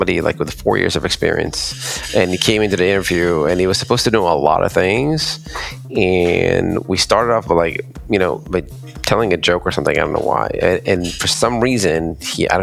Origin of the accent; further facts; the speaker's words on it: Israel; I'm from Israel